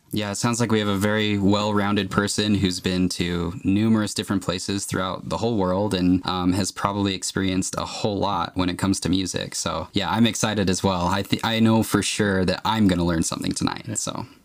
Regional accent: Provo, Utah, United States; I was born right here in Provo, Utah

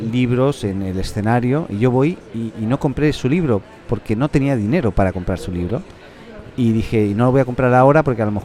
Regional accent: Reus, Catalonia, Spain; also born or lived in Viña del Mar, Chile; now in Chile; yo nací en Reus, Tarragona, tío. O sea, en Reus, provincia de Tarragona, ¿no? Cataluña, ¿no? Eh, países catalans.

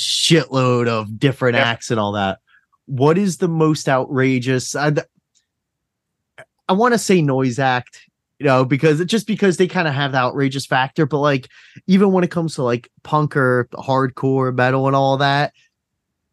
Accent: New Jersey, United States; I'm from Jersey

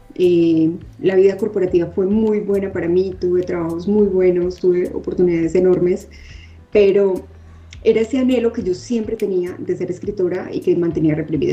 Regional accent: Medellín, Antioquia, Colombia; moved away as an adult; also born or lived in Bogotá / Bilbao, Spain / Miami; now in Mexico City, Mexico; yo nací en Bogotá, sin embargo, viví en Medellín como hasta los 25 años

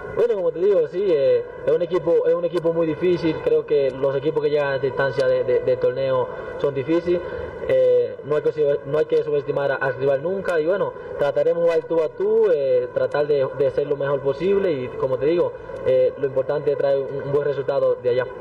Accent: Dominican Republic; now in Bolivia; Somos los primeros dominicanos en jugar una Libertadores

